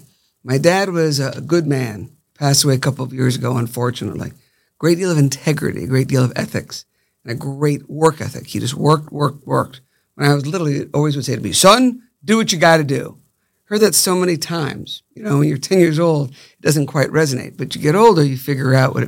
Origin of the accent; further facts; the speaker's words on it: Palm Beach County, Florida, United States; When I grew up here in Palm Beach County, it was a small town